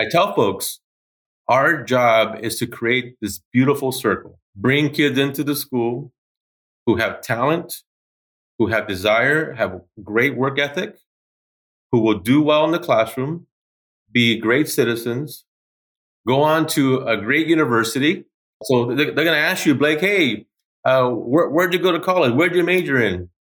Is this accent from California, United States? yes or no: yes; Los Angeles, California, United States; moved away as an adult; now in Portland, United States; I'm originally from Los Angeles, California. I'm a first generation kid